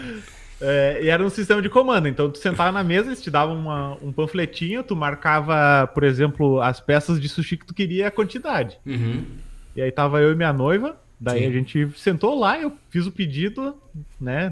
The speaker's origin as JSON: {"language": "Portuguese", "town": "Caxias do Sul", "region": "Rio Grande do Sul", "country": "Brazil", "tie": "born or raised there", "moved": "as an adult", "lives_now": "Porto Alegre, Brazil", "said": "Eu sou natural de Caxias, né? Que é ali na Serra."}